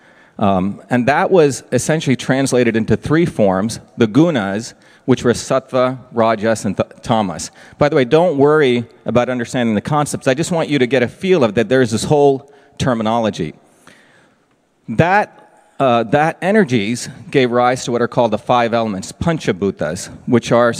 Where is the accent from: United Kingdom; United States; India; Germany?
India; Mumbai, Maharashtra; I grew up in Bombay, India. But in India, I grew up in two worlds, in this very intense city. But I also grew up in a very rural place, a village in India.